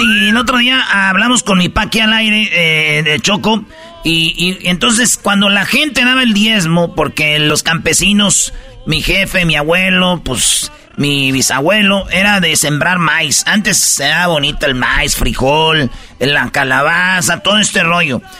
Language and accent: Spanish; Jiquilpan, Michoacán, Mexico; yo soy de Jiquilpan, Michoacán